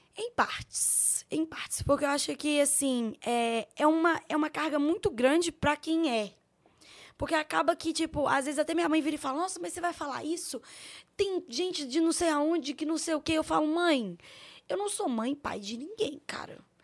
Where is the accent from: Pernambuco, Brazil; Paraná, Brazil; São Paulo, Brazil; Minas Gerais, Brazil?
Minas Gerais, Brazil; Belo Horizonte; eu sou de Belo Horizonte